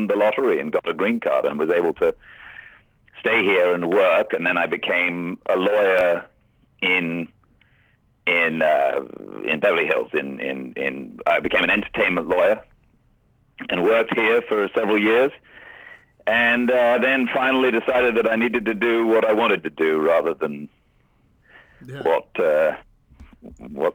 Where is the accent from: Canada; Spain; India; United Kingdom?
United Kingdom; Cheltenham, South West England; moved away; I'm English. I come from the west of England, a place called Cheltenham, which is near to Stratford-upon-Avon, near to Oxford.